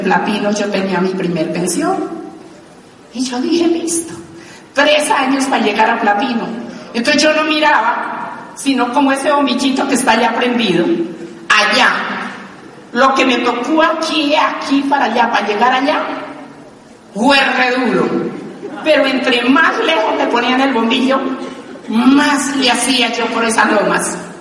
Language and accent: Spanish; Pitalito, Huila, Colombia; now in Bogotá, Colombia; yo había llegado de, mi pueblo, que es Vitalito Huila.